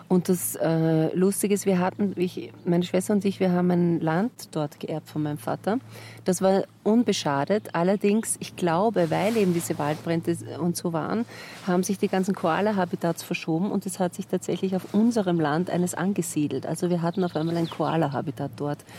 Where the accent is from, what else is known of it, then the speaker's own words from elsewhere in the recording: New South Wales, Australia; born there; moved away; Ich bin in den Blue Mountains geboren